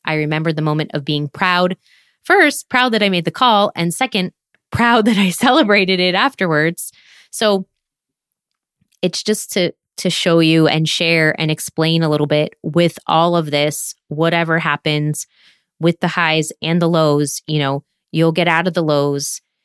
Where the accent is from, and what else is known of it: United States; moved away as an adult; now in France